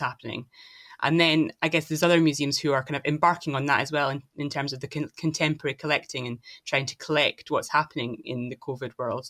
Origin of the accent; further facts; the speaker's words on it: Dundee, Scotland, United Kingdom; I'm from Dundee in Scotland